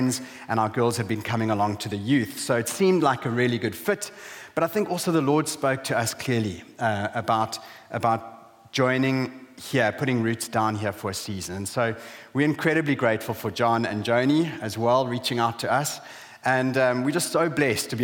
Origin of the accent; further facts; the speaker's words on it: South Africa; moved away as an adult; also born or lived in Zambia; now in Hull, United Kingdom; We're originally from South Africa, and in 2009 we moved from South Africa to Zambia